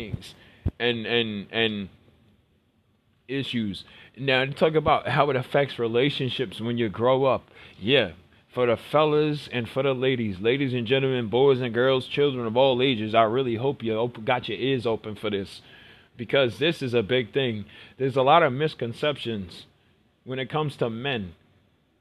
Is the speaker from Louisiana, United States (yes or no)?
no; New York City, New York, United States; I grew up in Brooklyn. I grew up in the hood